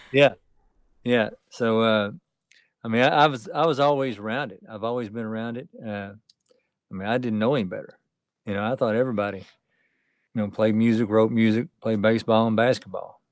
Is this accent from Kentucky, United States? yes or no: yes; Beaver Dam, Kentucky, United States; I'm from Kentucky, by the way. Uh, uh, a place called Beaver Dam